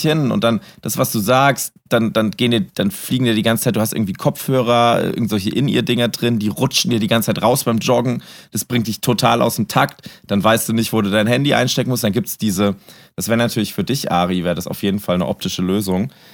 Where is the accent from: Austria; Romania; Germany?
Germany; Altleiningen, Rhineland-Palatinate; also born or lived in Bad Dürkheim; ich komme ja ursprünglich aus Altlein, also aus Bad Dürkheim, meine Eltern sind dann nach Altleining gezogen. Das heißt, ich habe die Hälfte meiner Jugend in Altleining gelebt.